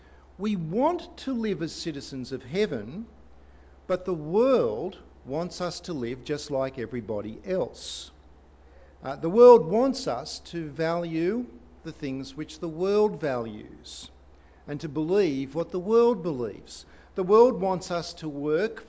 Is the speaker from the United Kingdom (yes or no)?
no; Australia; we are Australians